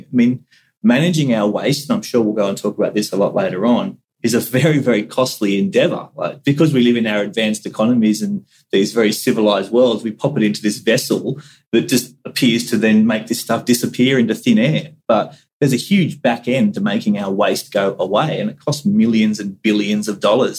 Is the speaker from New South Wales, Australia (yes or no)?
yes; Central Coast, New South Wales, Australia; also born or lived in Cairns, Queensland; I was born up in North Queensland at Cairns, which is obviously a, a community which is highly connected to the Great Barrier Reef and to terrestrial environments. And so I do recall uh, distant memories of, of the ocean up there and even moving down to the Central Coast when I was two or three